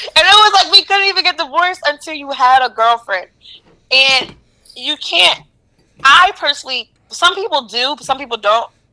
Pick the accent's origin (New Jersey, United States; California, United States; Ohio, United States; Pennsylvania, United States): New Jersey, United States; East Orange; I'm from East Orange, so I don't think East Orange is rough at all